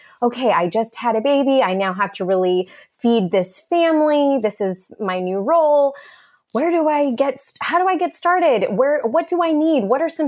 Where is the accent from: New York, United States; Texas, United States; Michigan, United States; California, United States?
Texas, United States; I'm from Texas